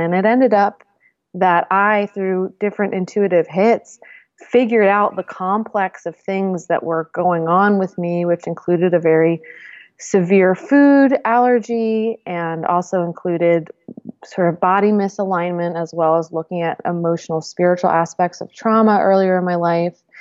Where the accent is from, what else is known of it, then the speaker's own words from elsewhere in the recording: Northeast, United States; I grew up in the Northeast in a academic family